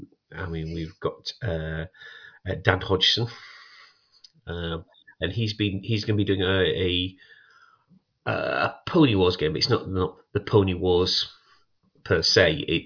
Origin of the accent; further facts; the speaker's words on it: United Kingdom; We know it's Scania because we're British.